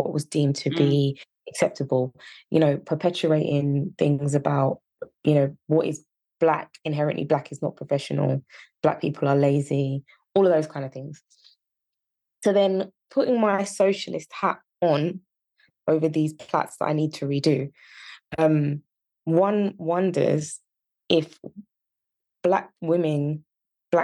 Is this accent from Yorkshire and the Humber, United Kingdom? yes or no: yes; Yorkshire and the Humber, United Kingdom; accent: Yorkshire; My Yorkshire accent